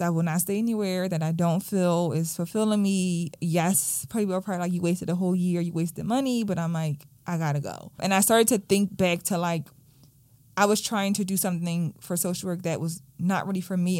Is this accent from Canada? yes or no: no; Philadelphia, Pennsylvania, United States; I grew up in Southwest Philadelphia, like, right off of Baltimore Avenue